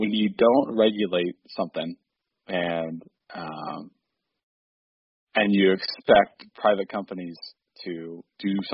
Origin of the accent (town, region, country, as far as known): Texas, United States